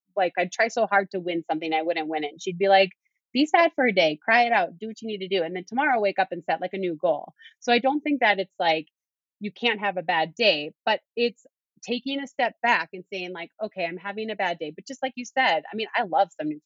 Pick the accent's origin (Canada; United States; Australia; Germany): United States; Duluth, Minnesota; moved away; my tune-up race was in my hometown of Duluth, Minnesota